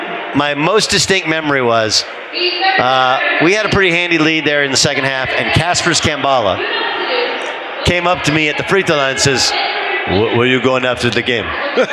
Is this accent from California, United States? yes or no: yes; California, United States; You know, I grew up in Southern California in Orange County.